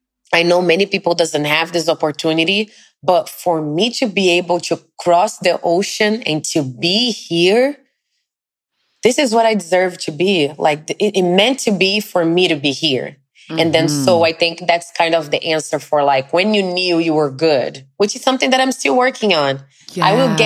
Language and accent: English; Brazil; English is a second language; now in New York, United States; It was my first experience outside of Brazil, was coming straight to New York